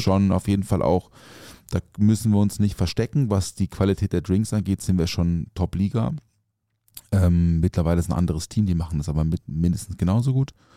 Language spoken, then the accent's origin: German; Offenburg, Baden-Württemberg, Germany; ich komme aus Offenburg, also aufgewachsen Offenburg im Schwarzwald